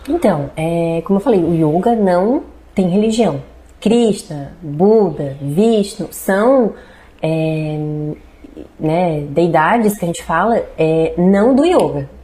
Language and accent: Portuguese; Braço do Norte, Santa Catarina, Brazil; also born or lived in Jaraguá do Sul; Quando eu tinha uns 5 anos de idade, a gente voltou para Braço do Norte.